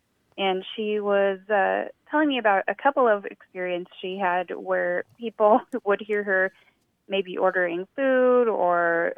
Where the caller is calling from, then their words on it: Mansfield, Texas, United States; I'm calling from Mansfield, Texas.